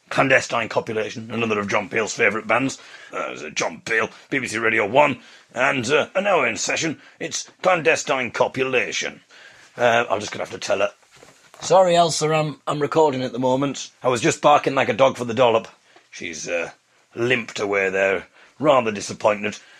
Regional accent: Hartlepool, North East England, United Kingdom; I come from Hartlepool.

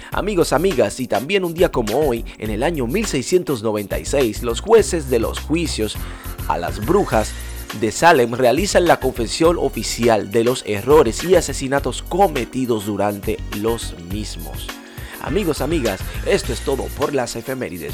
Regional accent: Dominican Republic; en mi país, la República Dominicana

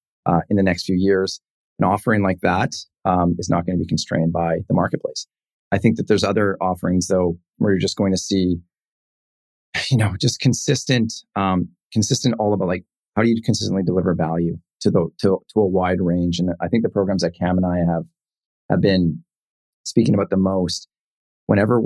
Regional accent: Penticton, British Columbia, Canada; the Okanagan, Penticton, this is my hometown.

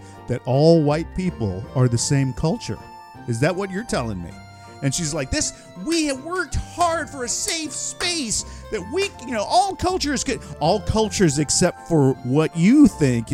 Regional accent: United States; my ancestors may have come from Ireland and Scotland, but I'm American, bro. 100% American

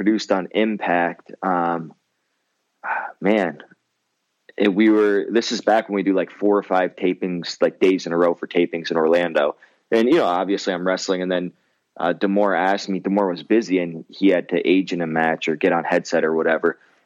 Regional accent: Windsor, Ontario, Canada; now in Michigan, United States; growing up in Windsor and we had another, like the next closest kind of big city, and it's not even a big city, is Chatham

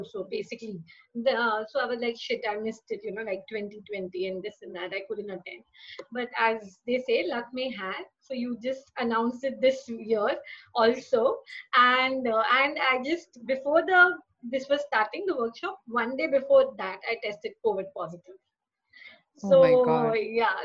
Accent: Mumbai, Maharashtra, India; I'm from Mumbai, and I work in a travel agency

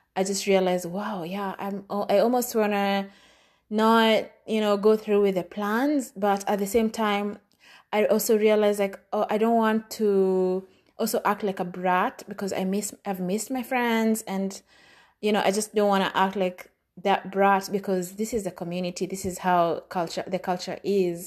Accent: Kenya; moved away as an adult; now in United States

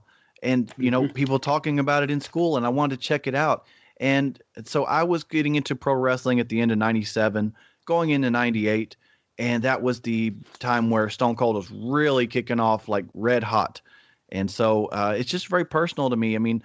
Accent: Texas, United States; I'm from Texas

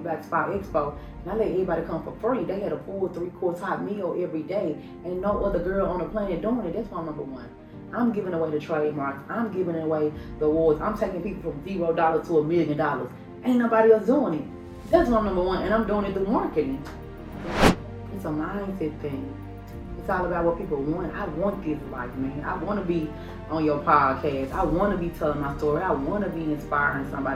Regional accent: Memphis, Tennessee, United States; I'm from Memphis, Tennessee

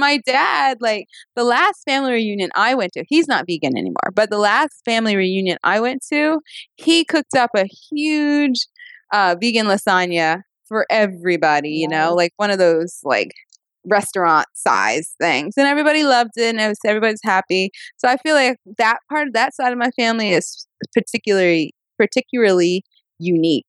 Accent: the South, United States; I am from the South

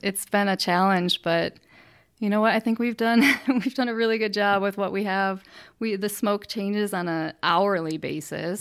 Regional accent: Freeport, Illinois, United States; now in Cheyenne, United States; I'm from Freeport, Illinois, which is a small town in, uh, northwest

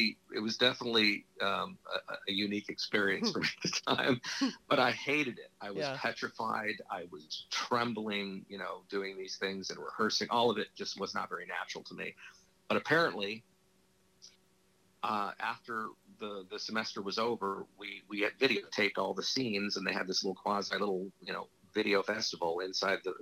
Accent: Los Angeles, California, United States; I grew up in Hollywood.

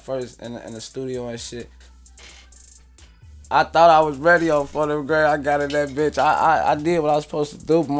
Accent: Chicago, Illinois, United States; also born or lived in South Side, Chicago; I'm from North Avenue and Lawler, but I stay south. I been staying south for a minute now, shit, since we moved out from west, from off Lawler

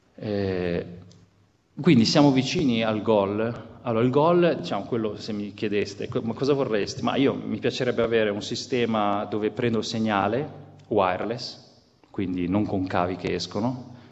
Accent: Genoa, Liguria, Italy; io sono genovese

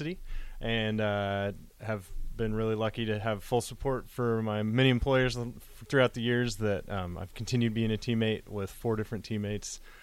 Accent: Cairo, Nebraska, United States; I'm from Caro, Nebraska, by Grand Island

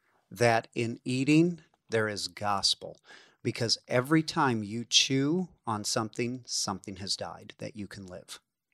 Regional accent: Illinois, United States; now in Kansas, United States; Yeah, I'm from Northern Illinois where you just it's black dirt. You know, it's amazing stuff.

